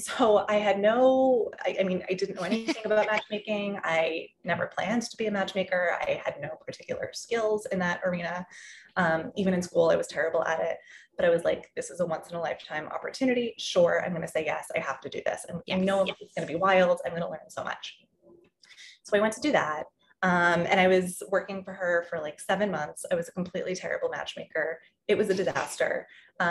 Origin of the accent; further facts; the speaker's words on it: Massachusetts, United States; moved away as an adult; now in New York, United States; I grew up in Massachusetts, like you said, and I always wanted to move to New York. And so I was really lucky when I was 18, I got to move here